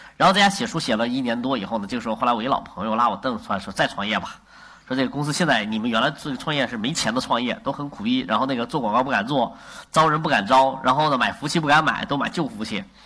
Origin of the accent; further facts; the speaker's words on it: China; 我们作为中国人